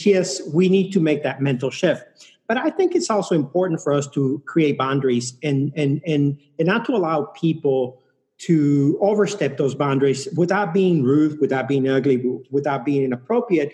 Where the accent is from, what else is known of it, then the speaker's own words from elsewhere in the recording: Mexico City, Mexico; now in United States; I'm from Mexico City. I travel a lot to Mexico City.